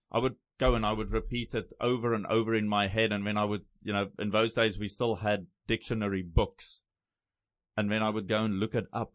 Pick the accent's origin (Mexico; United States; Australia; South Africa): South Africa; first language Afrikaans; English is a second language; moved away as an adult; also born or lived in Thailand; now in Taiwan; So I grew I grew up big time Afrikaans. Went to Afrikaans schools all my life. I actually failed English